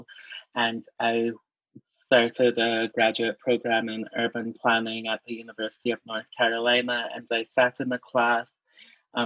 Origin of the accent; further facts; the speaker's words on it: St. Kitts & Nevis; now in Minnesota, United States; I grew up in the Caribbean